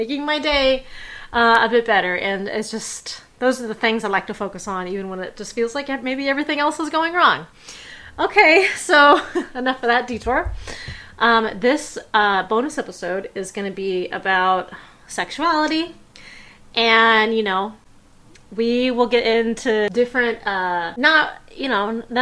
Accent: Bay Area, California, United States; I was raised in the Bay Area

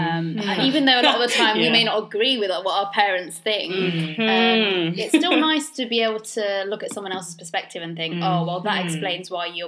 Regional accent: United Kingdom; I think as a British Bengali in the UK

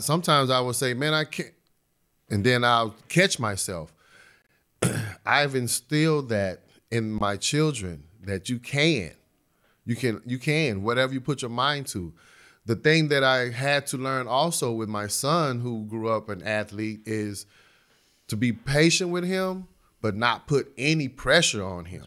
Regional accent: Dallas, Texas, United States; poor neighborhood that I grew up in in West Dallas

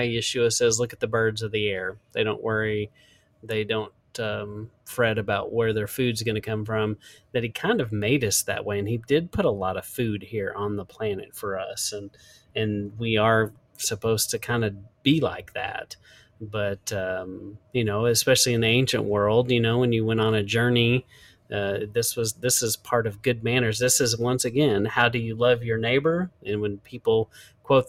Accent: Texas Panhandle, United States; growing up in West Texas, actually, I say West Texas, it's kind of like Panhandle, to be correct. But growing up in the Panhandle

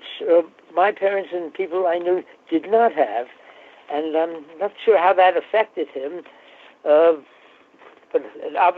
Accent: New York City, New York, United States; we're both from the Bronx

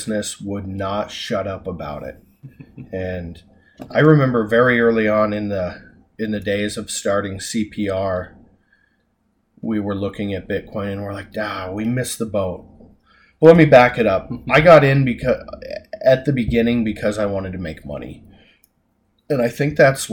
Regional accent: Hysham, Montana, United States; also born or lived in Dickinson, North Dakota / Billings, Montana; I grew up in Hysham

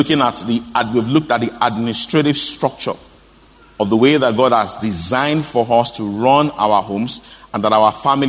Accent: Osogbo, Osun, Nigeria; I grew up in Oshobo

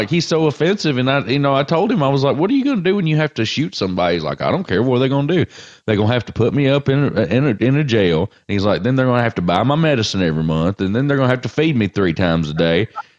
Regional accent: Northwest Alabama, United States; I'm from Northwest Alabama.

